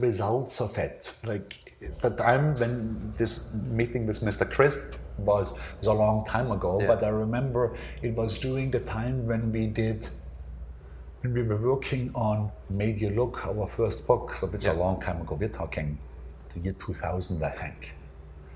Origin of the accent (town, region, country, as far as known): Austria; born or raised there; moved away as an adult; now in New York, United States